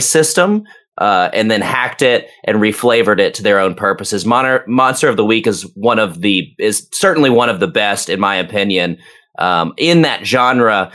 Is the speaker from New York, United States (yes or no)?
no; Atlanta, Georgia, United States; moved away as an adult; now in Nashville, United States; I'm from like the northern suburbs of Atlanta